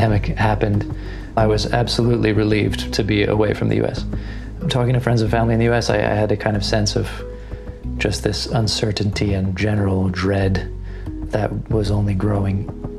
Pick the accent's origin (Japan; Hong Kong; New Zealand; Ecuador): Japan; also born or lived in New York City, United States; now in United States; I am originally from New York City, American passport, but grew up largely outside of the US. When I was a younger kid, I lived in Japan until I was 10. I went back to New York for university.